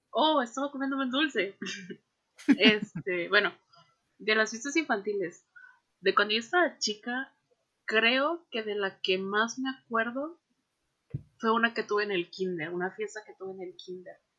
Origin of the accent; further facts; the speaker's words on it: Veracruz, Mexico; now in Monterrey, Mexico; yo soy de Veracruz